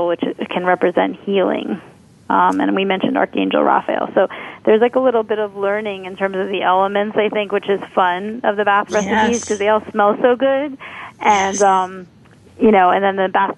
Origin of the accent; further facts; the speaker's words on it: New York City, New York, United States; being a New Yorker